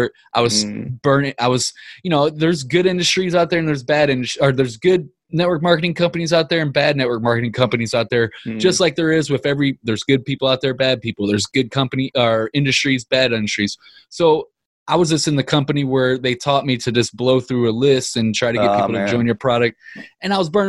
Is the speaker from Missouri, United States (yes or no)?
yes; Ferguson, Missouri, United States; I'm from Ferguson, Missouri